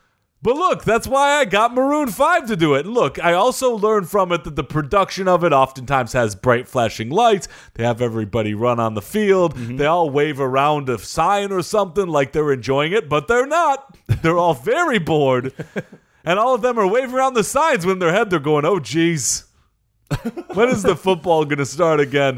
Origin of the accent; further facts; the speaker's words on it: Chicago, Illinois, United States; I'm from Chicago, where I did the Super Bowl shuffle.